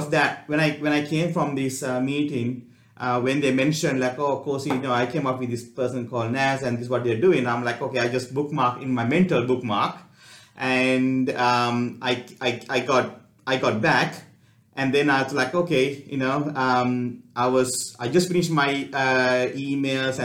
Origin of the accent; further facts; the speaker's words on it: Gold Coast, Queensland, Australia; we are from Gold Coast